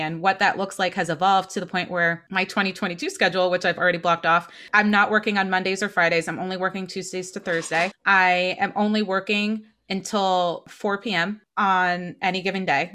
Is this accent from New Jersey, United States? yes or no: yes; New Jersey, United States; moved away as an adult; also born or lived in Portland / New York; now in Boston, United States; I'm from New Jersey originally. I'm definitely coming home at points.